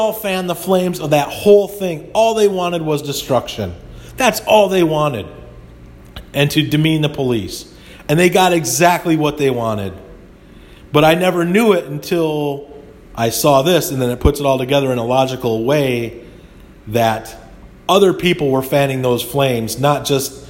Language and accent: English; United States; as an American